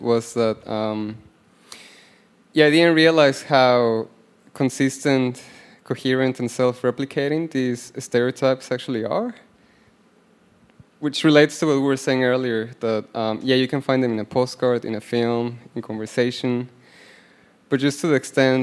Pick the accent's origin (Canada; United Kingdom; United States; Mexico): Mexico; I'm from Mexico.